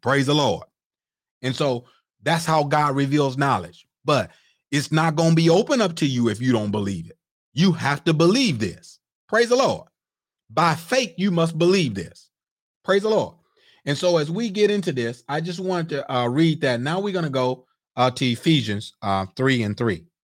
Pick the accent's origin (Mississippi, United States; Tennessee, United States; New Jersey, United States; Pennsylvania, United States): Mississippi, United States; I'm a old Southern boy. I'm from Mississippi